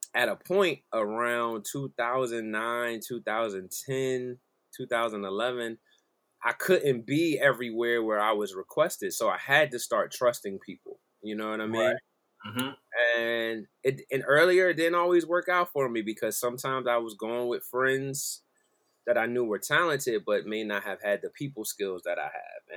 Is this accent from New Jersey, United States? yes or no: yes; Philadelphia area, New Jersey, United States; moved away as an adult; now in Delaware, United States; I'm from South Jersey, Philadelphia area